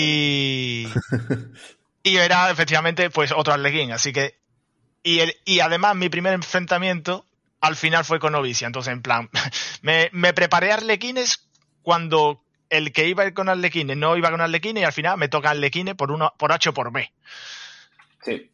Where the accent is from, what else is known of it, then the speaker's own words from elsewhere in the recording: Andalusia, Spain; como buen andaluz, el tema de la siesta es duro